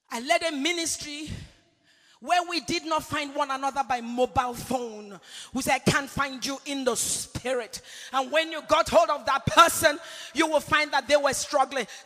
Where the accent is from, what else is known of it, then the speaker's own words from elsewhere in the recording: England, United Kingdom; I grew up in England as an intercessor. I was mentored by men and women of God from United Kingdom, from this nation.